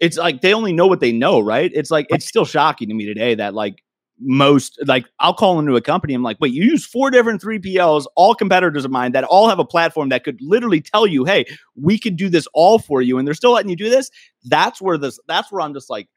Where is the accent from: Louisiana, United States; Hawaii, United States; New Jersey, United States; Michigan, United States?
Michigan, United States; also born or lived in Wisconsin / California; now in Kirkland, United States; I'm born and raised in Michigan, trickled down to Wisconsin, I moved out to California. Now I'm in Seattle or Kirkland